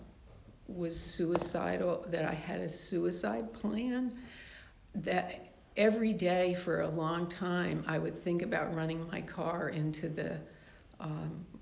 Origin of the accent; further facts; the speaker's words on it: the South, United States; I grew up in the South in sort of a religious household